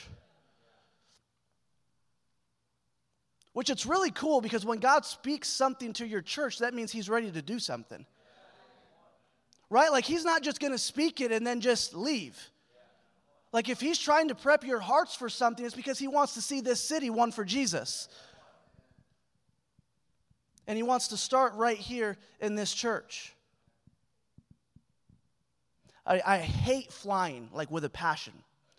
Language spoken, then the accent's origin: English; Michigan, United States; moved away as an adult; also born or lived in Sacramento; now in Springfield, Missouri, United States; I'm flying home from Sacramento to Michigan, where I grew up